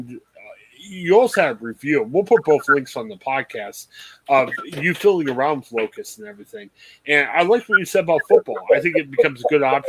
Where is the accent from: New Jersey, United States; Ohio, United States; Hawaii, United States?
Ohio, United States; Canton; I grew up in the Canton area